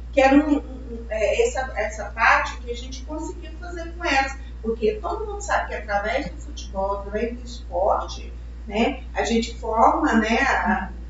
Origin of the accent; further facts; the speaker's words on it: Goiânia, Goiás, Brazil; a gente, nós somos daqui de Goiânia